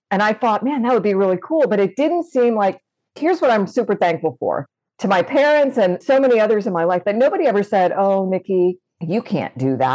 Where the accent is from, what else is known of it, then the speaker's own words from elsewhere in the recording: Florida, United States; And I grew up in Good Florida where, you know, things fly to space from.